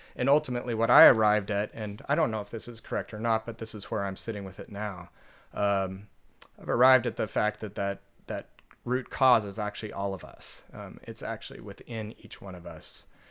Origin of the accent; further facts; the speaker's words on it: Oregon coast, United States; moved away as an adult; also born or lived in Nanjing, China / Suzhou, China; I grew up on the Oregon coast